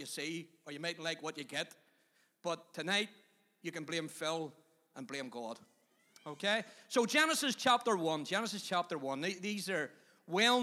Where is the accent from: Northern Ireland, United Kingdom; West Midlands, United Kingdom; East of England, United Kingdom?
Northern Ireland, United Kingdom; Belfast; moved away as an adult; also born or lived in Magherabuoy; I came originally from Tigers Bay up to McGarbury